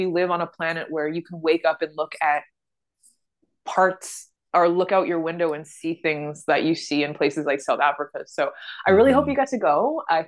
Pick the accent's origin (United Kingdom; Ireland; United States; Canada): Canada; also born or lived in Uganda; now in Toronto, Canada; I was from the West